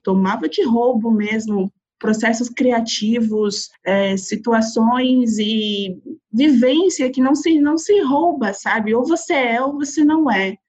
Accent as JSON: {"language": "Portuguese", "town": "São Bernardo do Campo", "region": "São Paulo", "country": "Brazil", "tie": "born or raised there", "moved": "as an adult", "lives_now": "São Paulo, Brazil", "said": "Eu sou cria do ABC, sou de São Bernardo do Campo, nascida e criada"}